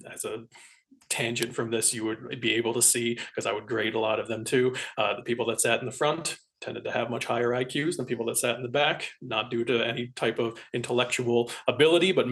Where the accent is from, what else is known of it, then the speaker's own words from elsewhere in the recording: Philadelphia suburbs, Pennsylvania, United States; moved away; also born or lived in Colorado; I'm originally from the Philadelphia suburbs